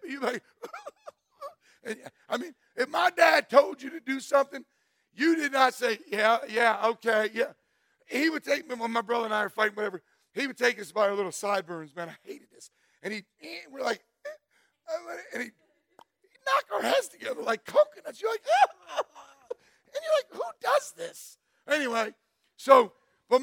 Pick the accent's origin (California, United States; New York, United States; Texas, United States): New York, United States; Catskill; also born or lived in Greenville, New York; we moved when I was 12 from Catskill, New York to Greenville, New York